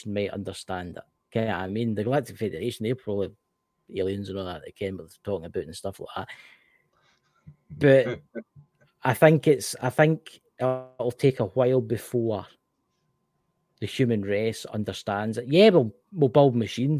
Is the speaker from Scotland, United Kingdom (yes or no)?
yes; Scotland, United Kingdom; I'm Scottish.